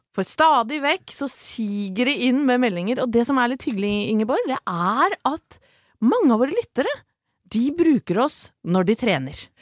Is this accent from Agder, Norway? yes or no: no; Horten, Vestfold, Norway; det er jo der jeg er fra